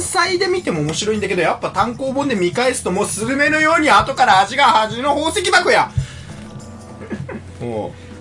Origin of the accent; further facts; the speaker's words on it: Yamagata, Japan; 地元山形も好きだだから